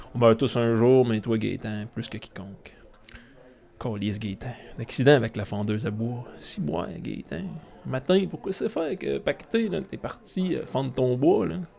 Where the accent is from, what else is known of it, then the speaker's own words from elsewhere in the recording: Quebec, Canada; now in France; je dirais qu'on est des Américains du Nord parlant français. Ou ben, des Américains, Québécois, Canadiens du Nord francophones